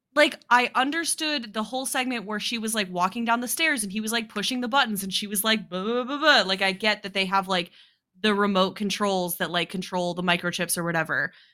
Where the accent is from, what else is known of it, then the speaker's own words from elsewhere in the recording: Midwest or Mountain West, United States; we grew up in the Midwest or Mountain West, depending on who you talk to, the Mid-Mountain West